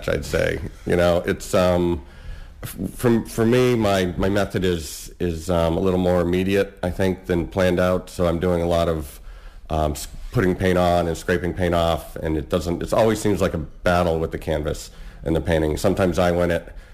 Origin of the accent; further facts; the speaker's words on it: United States; moved away as an adult; now in Cambridge, United Kingdom; I'm actually American, an expat from the States. I've been in Cambridge about 3 years